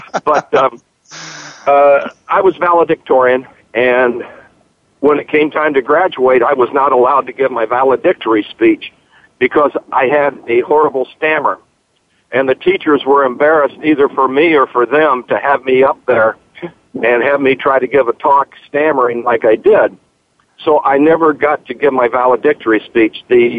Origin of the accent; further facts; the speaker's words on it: Terre Haute, Indiana, United States; moved away; And then I go up to Terre Haute, Indiana, my hometown.